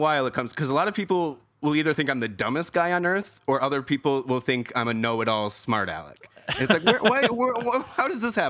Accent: Clarkston, Michigan, United States; Clarkston, Michigan. Okay. So, yep, just the bottom of that little thumb there. 45 minutes north of Detroit.

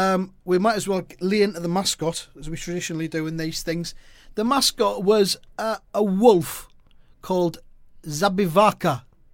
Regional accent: the north of England, United Kingdom; I'm just from the north.

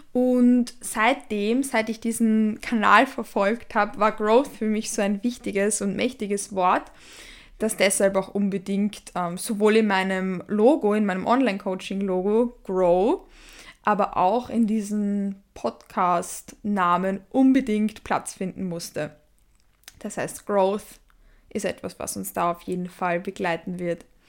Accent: Vienna, Austria; Ich komme aus Wien. Ich lebe auch in Wien.

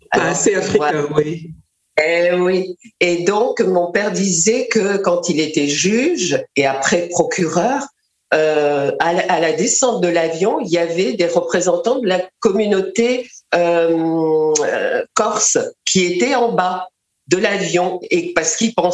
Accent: Mali; born there; et moi, je suis née au Mali.

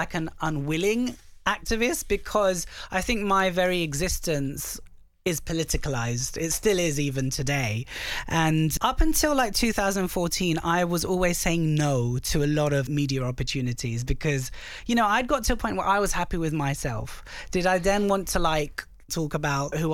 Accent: London, United Kingdom; born or raised there; also born or lived in Southall / Tooting

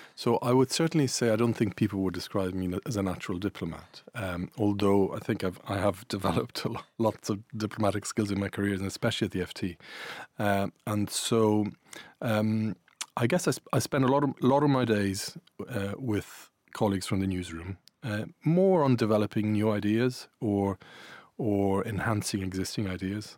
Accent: Ireland; accent: Irish; also born or lived in Italy; I'm Irish Italian. You might hear an Irish accent

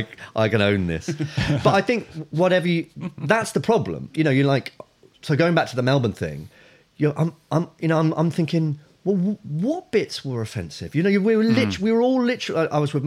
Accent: Nigeria; I'm actually Nigerian.

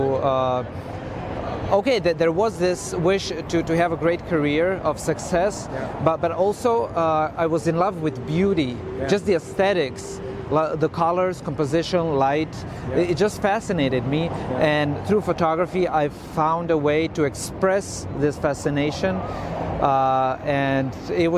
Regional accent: Osijek, Osijek-Baranja County, Croatia; moved away as an adult; also born or lived in Zagreb; I grew up in Croatia in Osijek. That's my hometown.

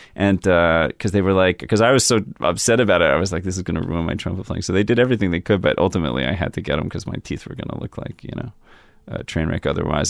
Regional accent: Yardley, Pennsylvania, United States; also born or lived in Trenton, New Jersey; I was born in Trent, New Jersey, and I grew up in, uh, Yardley, which is in Bucks County. It's like a suburb of Philadelphia.

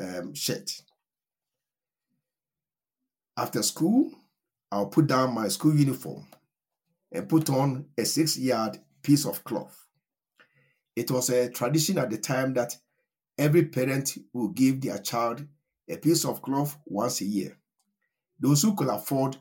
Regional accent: Ashanti, Ghana; now in Johannesburg, South Africa; I was born at a village in the Ashanti region of Ghana, and that is where I grew up

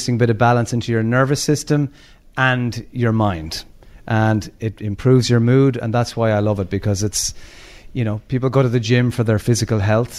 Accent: Limerick, Munster, Ireland; We grew up in Ballycloc in Limerick

